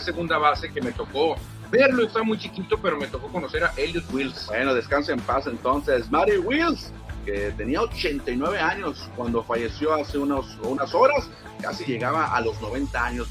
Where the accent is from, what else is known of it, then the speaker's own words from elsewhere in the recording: Mexico; nosotros los mexicanos